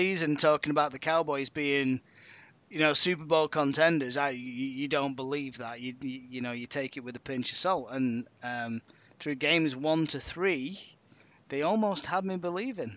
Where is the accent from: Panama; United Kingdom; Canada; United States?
United Kingdom; near Preston, North West England; I'm from near Preston, just outside of Manchester.